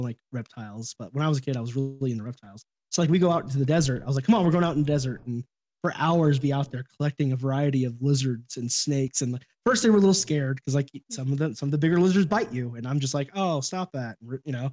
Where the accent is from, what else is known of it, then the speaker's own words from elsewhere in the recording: Sacramento, California, United States; I grew up in Sacramento